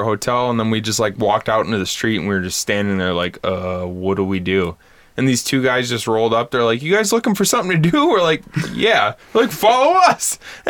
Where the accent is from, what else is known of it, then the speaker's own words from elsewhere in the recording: Michigan, United States; I feel like us as Michiganders, at times we, like, especially when we get drunk, we start to have a bit of a Uper/Canadian accent as it is.